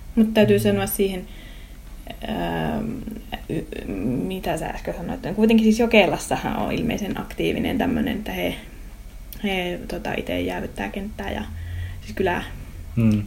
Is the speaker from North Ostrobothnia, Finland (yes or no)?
yes; Raahe, North Ostrobothnia, Finland; Raahe on mun kotikaupunki, mä oon täältä kotoosi ja mä ylipiästi raahelainen